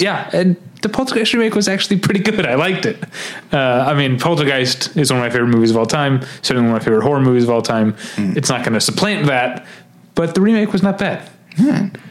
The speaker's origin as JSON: {"language": "English", "region": "Missouri", "country": "United States", "tie": "born or raised there", "said": "We went to high school on different sides of Missouri, different sides of the state"}